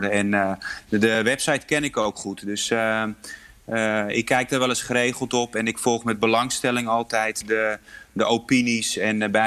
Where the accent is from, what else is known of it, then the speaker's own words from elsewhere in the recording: Poland; Ik voel me heel erg verbonden met mijn, mijn moederland en mijn achtergrond.